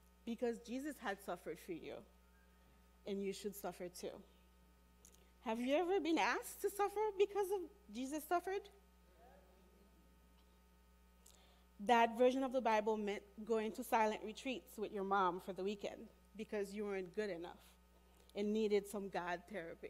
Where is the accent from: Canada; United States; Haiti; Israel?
Haiti; I was born and raised in Haiti